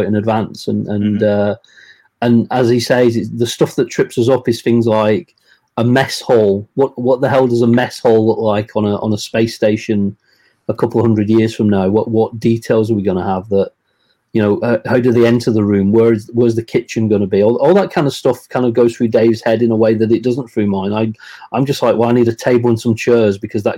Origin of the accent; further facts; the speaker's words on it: England, United Kingdom; I grew up here in England